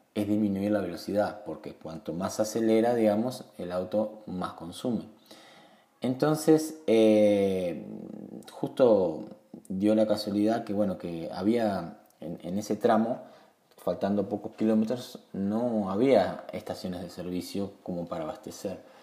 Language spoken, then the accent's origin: Spanish; Uruguay; en mi país Uruguay